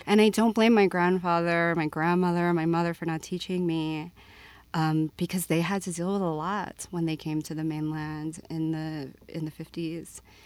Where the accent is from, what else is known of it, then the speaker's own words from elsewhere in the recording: Miami, Florida, United States; also born or lived in Puerto Rico; now in Utah, United States; I was born in Miami, Florida, but my family, my mother's side of the family is from Puerto Rico